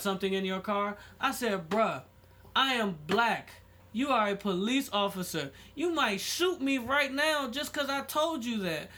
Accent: United States; I was fucking born here

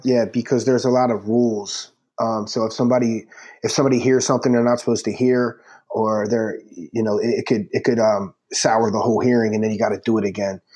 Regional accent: Philadelphia, Pennsylvania, United States; I'm from Philly

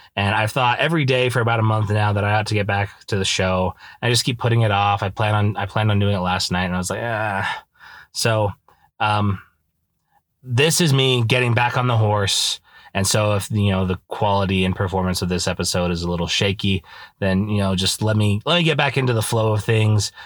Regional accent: Idaho, United States; moved away as an adult; now in Utah, United States; I grew up in Idaho

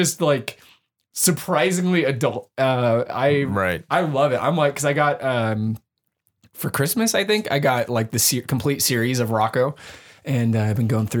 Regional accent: San Jose, California, United States; now in Bellingham, United States; I'm from San Jose, which is right by San Francisco.

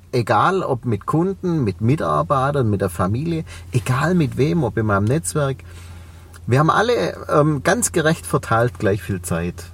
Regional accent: Reutlingen, Baden-Württemberg, Germany; accent: Swabian; man hört es an meinem Dialekt. Ich komme aus Reutlingen, aus, ja. dem, aus dem Schwäbischen

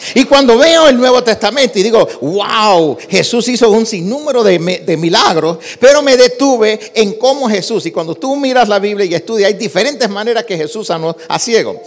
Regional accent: New York City, New York, United States; also born or lived in Puerto Rico; yo nací en Nueva York, me crié en Nueva York, soy de padres puertorriqueños, aprendí a hablar español en Puerto Rico, así que soy New Yorker.

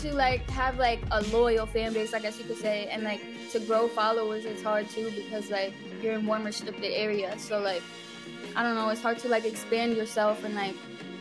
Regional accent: Pennsylvania, United States; growing up in Pennsylvania, it's like a small town.

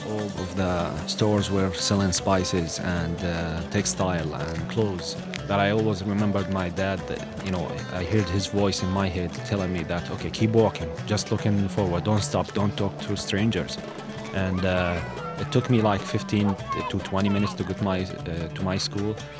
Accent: Syria; moved away; when they ask me, Where are you from? and I say Syria

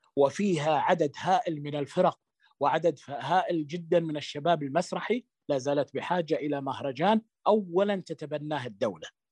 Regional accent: Saudi Arabia; احنا نعتد يعني نعتد فيه كسعوديين

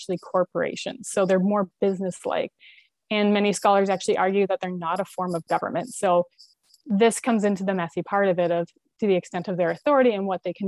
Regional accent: Ontario, Canada; born and raised in Ontario

